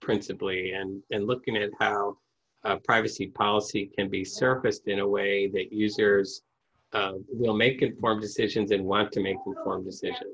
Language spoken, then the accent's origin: English; Midwest, United States; I grew up in the Midwest